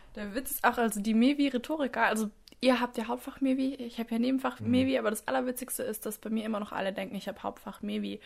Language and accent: German; Southern Wine Route, Rhineland-Palatinate, Germany; moved away as an adult; now in Tübingen, Germany; von der südlichen Weinstraße, wo ich herkomme